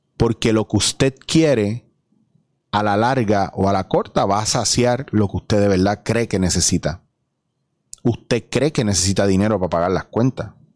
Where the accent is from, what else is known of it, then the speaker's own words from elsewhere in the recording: Puerto Rico; soy puertorriqueño